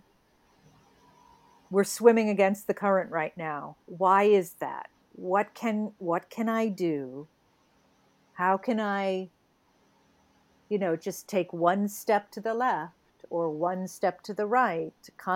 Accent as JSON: {"language": "English", "region": "New England", "country": "United States", "tie": "born or raised there", "said": "so I grew up in New England"}